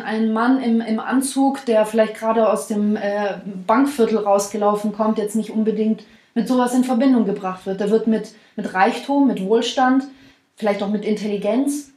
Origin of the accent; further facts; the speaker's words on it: the South, Baden-Württemberg, Germany; now in Stuttgart, Germany; wir kommen ja aus dem Süden, wir wohnen in Stuttgart